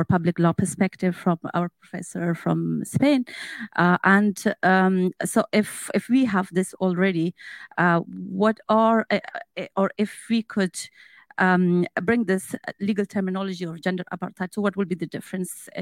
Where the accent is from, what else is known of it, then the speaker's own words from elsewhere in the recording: Afghanistan; moved away; I'm also from Afghanistan